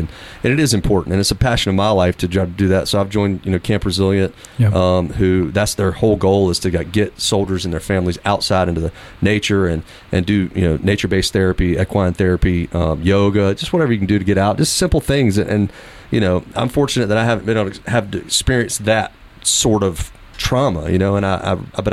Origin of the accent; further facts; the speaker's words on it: Fort Bragg, North Carolina, United States; I grew up around right outside of Fort Bragg